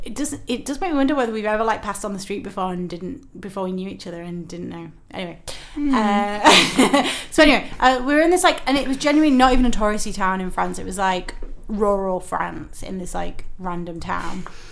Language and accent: English; Guiseley, Yorkshire and the Humber, United Kingdom; now in London, United Kingdom; my hometown of Guiseley